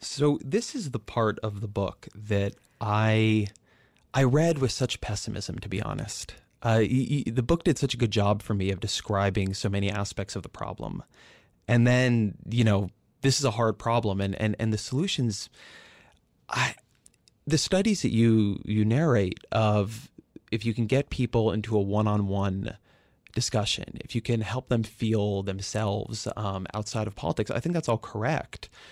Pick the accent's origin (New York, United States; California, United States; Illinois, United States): California, United States; I grew up in California